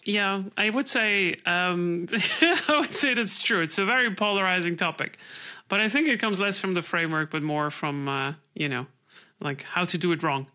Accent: Switzerland; I'm from Switzerland

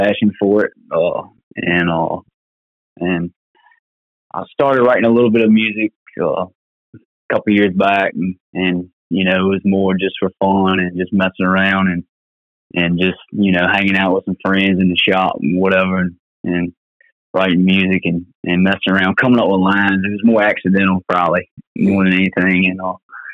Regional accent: Isle of Wight County, Virginia, United States; I'm from Isle of Wight County, Virginia. That's southeastern Virginia.

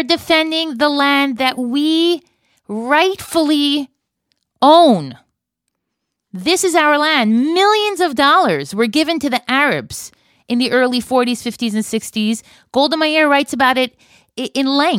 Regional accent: Florida, United States; now in Israel; when I was growing up in Florida

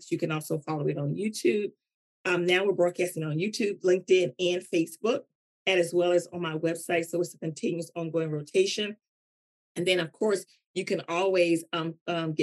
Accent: North Carolina, United States; I'm from North Carolina

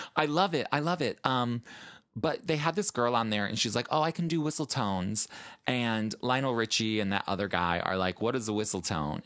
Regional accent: Chicago, Illinois, United States; moved away as an adult; now in New York, United States; I am originally from Chicago.

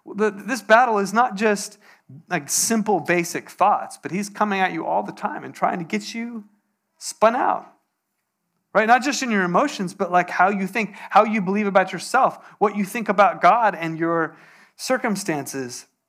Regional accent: Poway, California, United States; I grew up in Poway

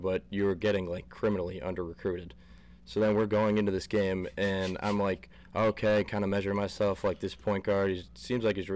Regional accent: Scranton, Pennsylvania, United States; I'm from Scranton

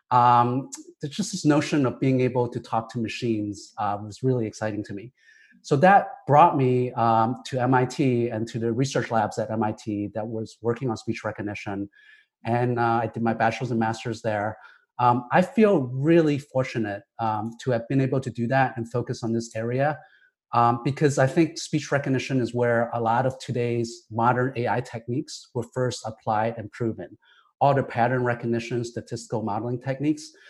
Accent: Ohio, United States; also born or lived in Hong Kong; Um, I grew up in Hong Kong and Ohio, so two places that couldn't be more different.

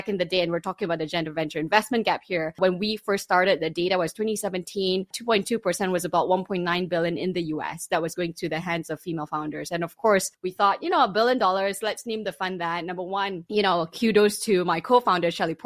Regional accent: Malaysia; I grew up in Malaysia, Muslim majority Malaysia

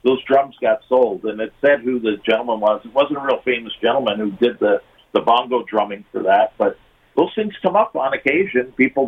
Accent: Hamilton, Ontario, Canada; I grew up in Hamilton.

